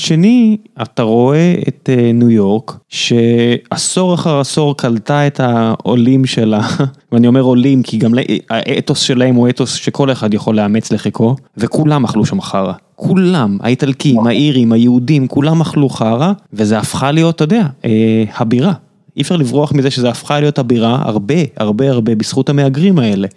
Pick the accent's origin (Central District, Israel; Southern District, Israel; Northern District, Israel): Southern District, Israel; Beersheba; now in Tel Aviv, Israel; אני בכלל באר שבעי במקור, אבל אני פה מספיק שנים